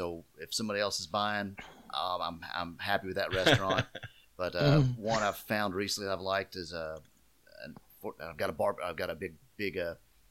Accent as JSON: {"language": "English", "town": "Louisville", "region": "Kentucky", "country": "United States", "tie": "born or raised there", "also_born_or_lived": "Lexington, Kentucky", "said": "I'm born and raised in Louisville, but went to college in Lexington."}